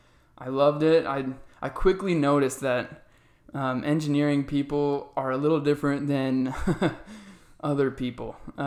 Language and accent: English; Arizona, United States; So I was born and raised here in Arizona. I love it here.